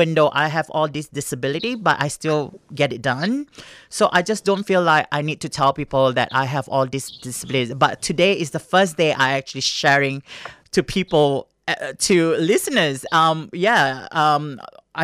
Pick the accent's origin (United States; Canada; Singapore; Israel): Singapore; moved away; growing up in Singapore as an Asian kid